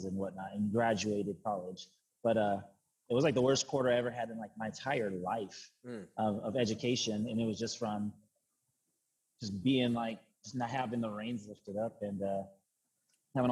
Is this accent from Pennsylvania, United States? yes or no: no; Kennewick, Washington, United States; also born or lived in Pasco, Washington; now in Seattle, United States; I'm from Eastern Washington, from Tri-Cities. So Kennewick, Washington is where I was.